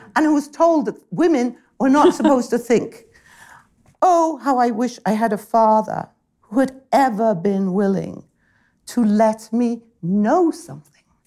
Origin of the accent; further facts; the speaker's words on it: United Kingdom; as a British person